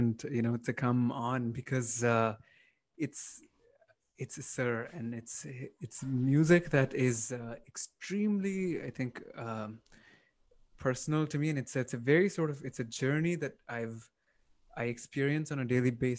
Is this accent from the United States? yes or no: no; Toronto, Ontario, Canada; I grew up here in North America. So I grew up in Toronto